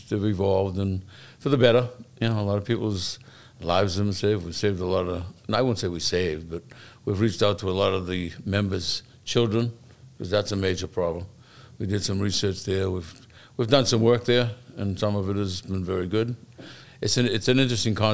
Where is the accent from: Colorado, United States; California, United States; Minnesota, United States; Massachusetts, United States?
Massachusetts, United States; Boston; also born or lived in Dorchester / Quincy, Massachusetts; I grew up in South Boston. I moved to Dorchester. I've been in Quincy for about 40 years.